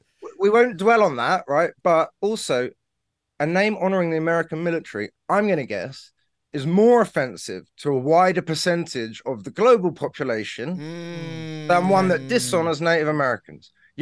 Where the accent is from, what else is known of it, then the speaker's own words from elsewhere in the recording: United Kingdom; I'm not going to get into an argument about racism because, you know, I'm British.